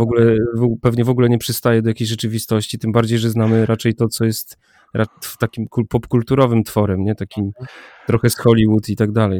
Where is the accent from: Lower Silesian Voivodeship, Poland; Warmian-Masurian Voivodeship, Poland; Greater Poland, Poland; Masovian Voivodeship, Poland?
Warmian-Masurian Voivodeship, Poland; jak byłem mały, młody, gdzieś tam z Mazur, z wioski